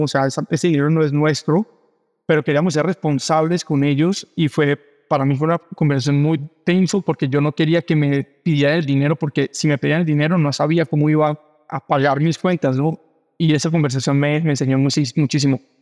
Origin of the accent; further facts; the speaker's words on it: Cali, Valle del Cauca, Colombia; moved away as an adult; also born or lived in Brazil; now in Mexico; Soy colombiana, caleño, vivo en México hace ocho años